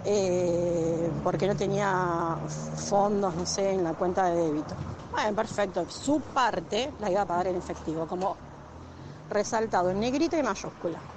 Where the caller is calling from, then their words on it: Temperley, Buenos Aires Province, Argentina; Hola Doc, eh … de Tamperley.